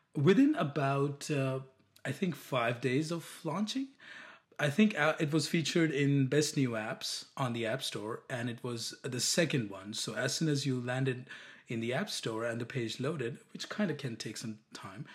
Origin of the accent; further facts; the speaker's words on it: India; moved away as an adult; now in United States; I'm from India